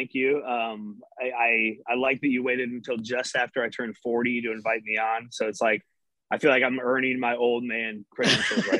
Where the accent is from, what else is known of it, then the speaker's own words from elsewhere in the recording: Urbandale, Iowa, United States; also born or lived in Wisconsin / Bettendorf, Iowa; I grew up here in Iowa. I grew up here in the Des Moines area in Urbandale. I moved to Wisconsin when I was in high school, so I lived there for a couple of years, and then I did go to Iowa.